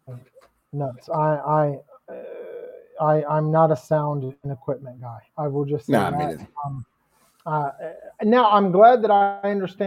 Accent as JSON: {"language": "English", "region": "Pennsylvania", "country": "United States", "said": "I'm from Pennsylvania. We used to go up to actually Quebec"}